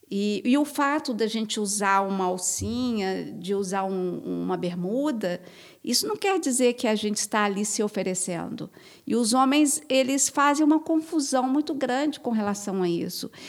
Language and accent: Portuguese; Brazil; enquanto brasileira